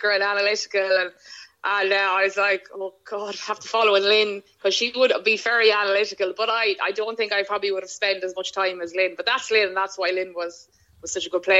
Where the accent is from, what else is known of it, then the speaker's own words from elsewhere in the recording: Ireland; being an Irish player